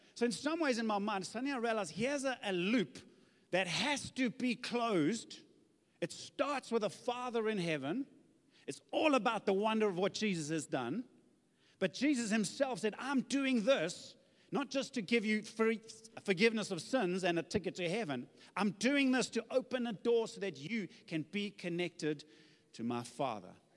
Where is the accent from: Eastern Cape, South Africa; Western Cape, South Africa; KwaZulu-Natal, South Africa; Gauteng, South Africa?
KwaZulu-Natal, South Africa; Zululand; I come from Zululand